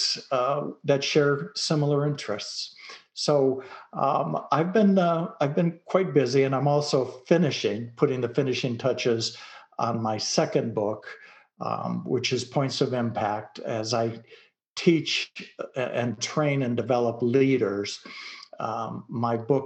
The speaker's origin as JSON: {"language": "English", "town": "Detroit", "region": "Michigan", "country": "United States", "tie": "born or raised there", "also_born_or_lived": "Dallas, Texas", "moved": "yes", "lives_now": "rural Texas, United States", "said": "I grew up in Detroit, Michigan"}